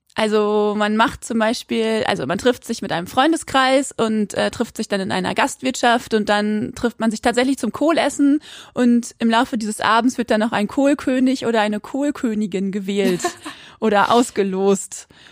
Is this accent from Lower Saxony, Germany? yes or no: yes; Quakenbrück, Lower Saxony, Germany; now in Osnabrück, Germany; sitze ich gerade in Osnabrück, aber aufgewachsen bin ich in Quakenbrück, in einer kleinen Stadt in Niedersachsen